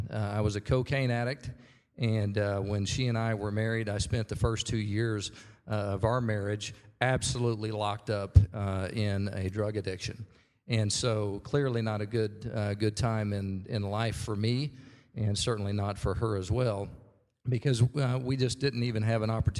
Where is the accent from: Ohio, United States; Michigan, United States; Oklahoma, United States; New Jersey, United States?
Oklahoma, United States; Norman; I was raised here in Norman. I went to Norman High.